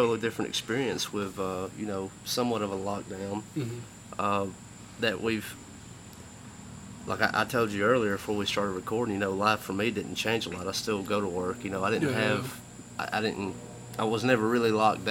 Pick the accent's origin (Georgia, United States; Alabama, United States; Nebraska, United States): Alabama, United States; born and raised in Alabama